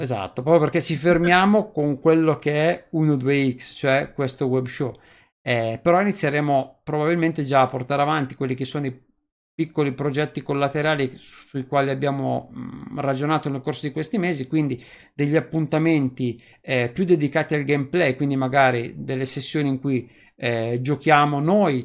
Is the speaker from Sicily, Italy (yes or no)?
no; Novara, Piedmont, Italy; io sono di Novara